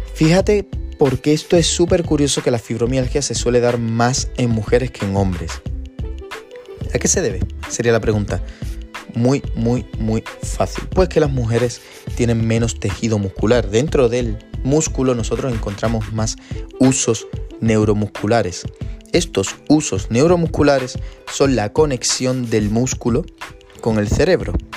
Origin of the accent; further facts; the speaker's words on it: San Fernando, Andalusia, Spain; yo soy de San Fernando, que es una, una ciudad justo al ladito de Cádiz